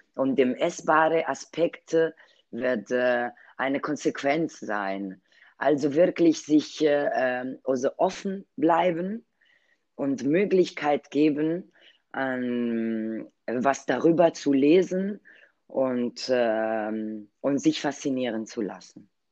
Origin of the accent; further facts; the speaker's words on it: Italy; German is a second language; moved away; als Italienerin